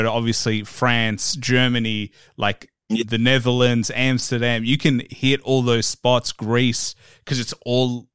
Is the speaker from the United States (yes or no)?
no; Melbourne, Victoria, Australia; I'm from Melbourne, Australia